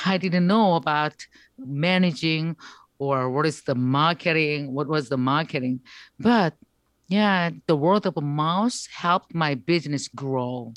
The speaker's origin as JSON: {"language": "English", "country": "South Korea", "second_language": "English"}